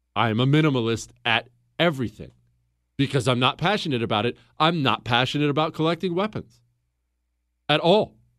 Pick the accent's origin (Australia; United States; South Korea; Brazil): United States; Montana; also born or lived in Ohio; we moved to Montana when I was 10 years old